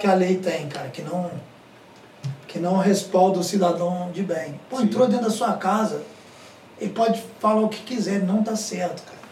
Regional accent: São João del-Rei, Minas Gerais, Brazil; moved away as an adult; A minha cidade mesmo, a cidade de onde eu, de onde eu vim, sou, sou de São João do Rei.

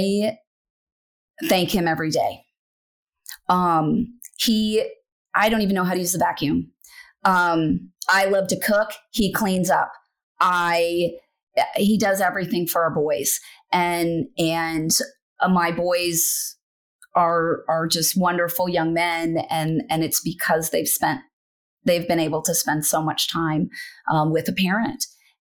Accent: Wyoming, United States; moved away as an adult; now in Nebraska, United States; I'm from Wyoming.

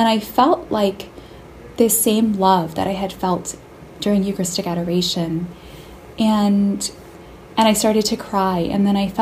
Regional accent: Tempe, Arizona, United States; now in Boston, United States; I live in Boston, and I'm from Tempe, Arizona

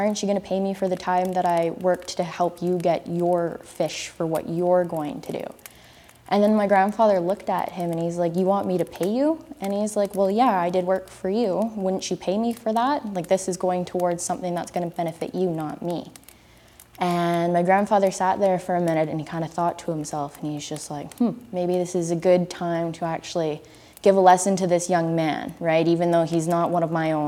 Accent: Lillooet, British Columbia, Canada; now in Coquitlam, Canada; I am from the Stadtliam Nation in Lillooet, BC, which is in the southern interior, specifically from the Huchlip community that's also known as Fountain

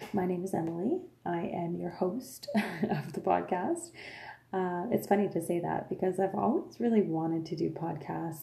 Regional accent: Lafontaine, Ontario, Canada; first language French; English is a second language; I was born and raised, like I said, in a little French community called La Fontaine. I am French Canadian. My first language is French

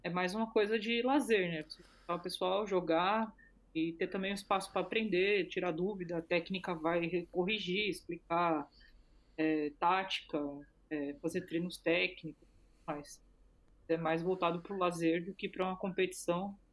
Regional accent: Brazil; eu sou do Brasil

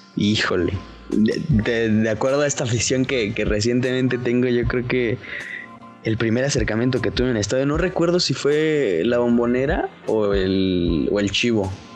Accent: Toluca, State of Mexico, Mexico; Yo soy de Toluca

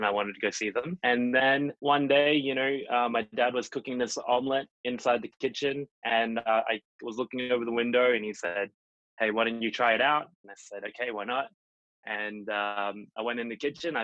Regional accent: Port Douglas, Queensland, Australia; now in New York City, United States; So it all began in Port Douglas. That's where I was born. It's a small town in Australia

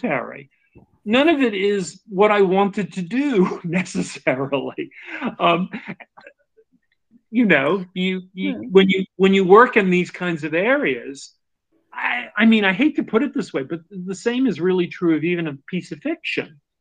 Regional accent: United States; I'm saying American probably because that's what I am

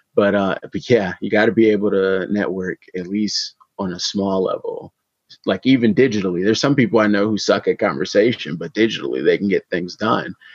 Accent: Detroit, Michigan, United States; I am an artist from Detroit, Michigan

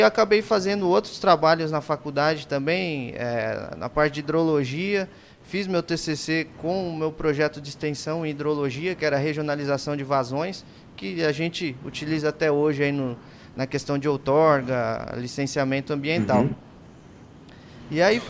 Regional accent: Brazil; also born or lived in Christchurch, New Zealand; eu sou brasileiro mesmo

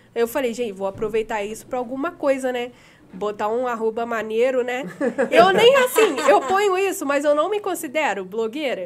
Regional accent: Valença, Brazil; moved away as an adult; Eu nasci aqui em Valença, né? Morei aqui 18 anos.

